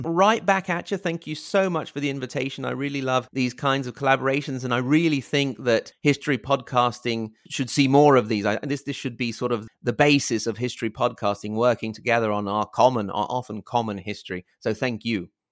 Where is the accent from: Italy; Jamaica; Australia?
Italy; also born or lived in Virginia, United States; now in Reggio Emilia, Italy; for us Italians